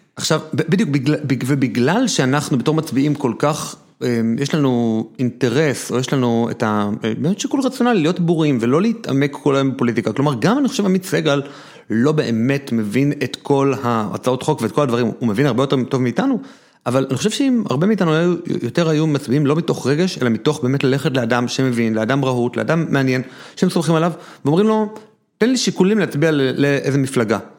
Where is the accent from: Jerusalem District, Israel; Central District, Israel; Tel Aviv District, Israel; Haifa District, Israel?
Central District, Israel; Neve Monosson; אני גדלתי בבית חילוני כזה קצת מיוחד, שהיה בבית כנסת בנווה מונוסון איפה שגדלתי